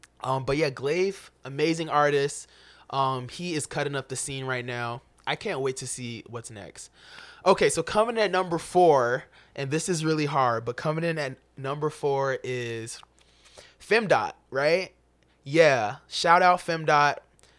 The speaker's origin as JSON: {"language": "English", "town": "Chicago", "region": "Illinois", "country": "United States", "tie": "born or raised there", "said": "especially as a kid growing up in Chicago. You can relate to, you know, all of the experience almost in the story, especially as an inner city black kid."}